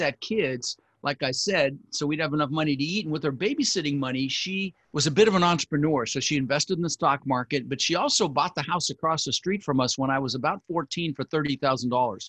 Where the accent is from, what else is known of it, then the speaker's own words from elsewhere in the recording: Denver, Colorado, United States; also born or lived in Netherlands; We ended up in Denver where we lived for the next 30 years